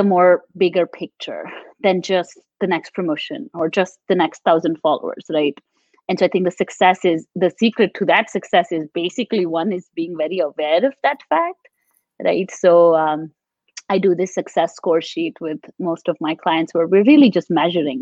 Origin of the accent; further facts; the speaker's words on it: Delhi, India; also born or lived in Maharashtra, India; now in United States; I grew up a lot in Delhi